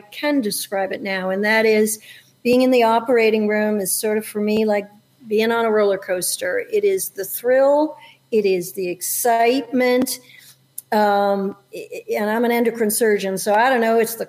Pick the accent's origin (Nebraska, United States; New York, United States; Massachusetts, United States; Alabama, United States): New York, United States; upstate; also born or lived in Montreal, Canada; So I was born in Montreal, so I'm an immigrant, and my dad's from Central America. My mom's Canadian, and I moved to the United States when I was in elementary school, and I grew up in upstate New York.